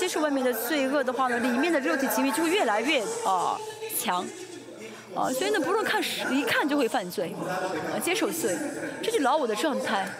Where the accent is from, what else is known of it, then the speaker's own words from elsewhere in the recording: South Korea; Chinese is a second language; 哎，我是适合海外的一个使徒啊。我们继续。没办法，我是韩国人，还是要服侍你们。